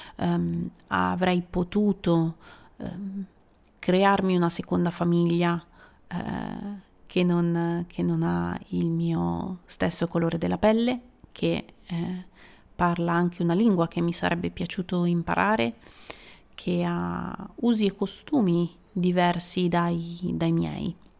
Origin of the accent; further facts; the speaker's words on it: Italy; moved away as an adult; also born or lived in England; delle persone del mio paese